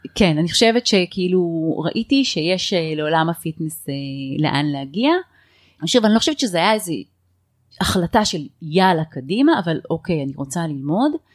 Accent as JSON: {"language": "Hebrew", "town": "HaZorea", "region": "Northern District", "country": "Israel", "tie": "born or raised there", "said": "גדלתי בקיבוץ הזורע, אה, רוב הילדות שלי הייתי שם"}